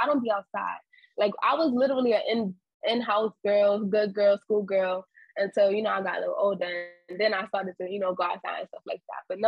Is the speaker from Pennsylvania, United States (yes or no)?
no; New York City, New York, United States; I'm from New York, from Harlem. I was born and raised, yeah, Harlem girl